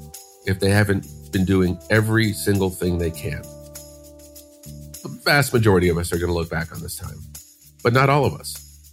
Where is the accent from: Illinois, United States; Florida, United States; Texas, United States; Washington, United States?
Illinois, United States; Chicago; I grew up in Chicago, went to college.